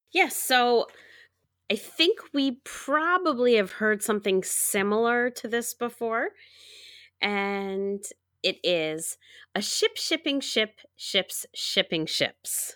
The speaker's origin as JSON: {"language": "English", "region": "New York", "country": "United States", "said": "I'm from New York State"}